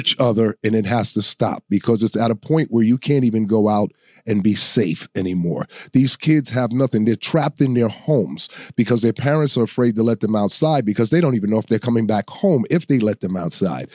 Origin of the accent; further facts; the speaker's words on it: New York City, New York, United States; I was born and raised in the South Bronx